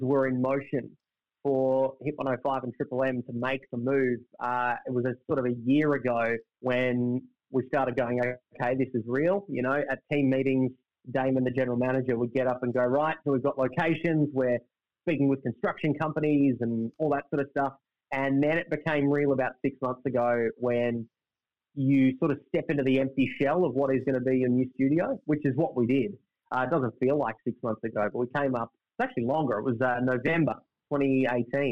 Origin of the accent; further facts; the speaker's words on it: Melbourne, Victoria, Australia; now in Brisbane, Australia; I grew up in Melbourne. For all intents and purposes, I'm a Melbourne kid